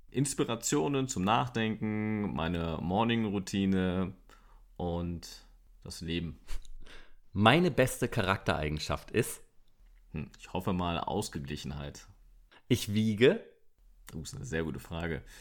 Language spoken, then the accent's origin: German; Berlin, Germany; Geboren wurde ich in Berlin und ganz wichtig Steglitz. Am 19. Mai 1900, extrem alt, 81.